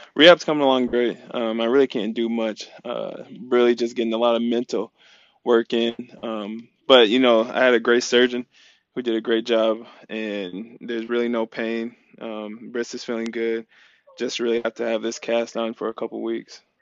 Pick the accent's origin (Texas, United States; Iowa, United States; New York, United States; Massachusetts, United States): Iowa, United States; moved away as an adult; now in Arizona, United States; growing up in Iowa, it's, it's a lot slower